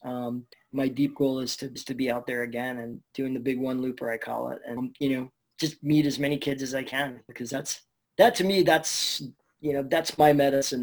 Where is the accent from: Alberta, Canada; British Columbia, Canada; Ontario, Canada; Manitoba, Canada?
British Columbia, Canada; Burnaby; I get local Burnaby guy, so I'm from Canada